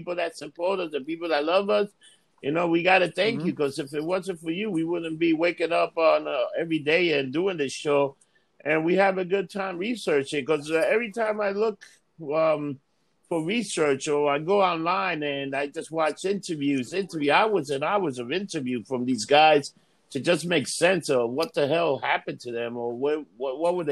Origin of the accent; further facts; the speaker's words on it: New York, United States; we're from New York